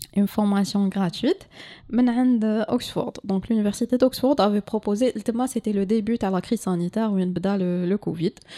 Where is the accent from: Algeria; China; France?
Algeria; Algiers, Algiers Province; je suis de Alger